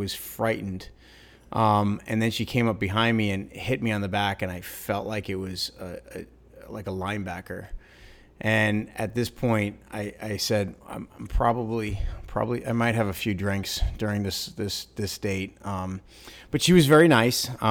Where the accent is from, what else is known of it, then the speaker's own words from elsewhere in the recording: New York, United States; I'm from New York, born and raised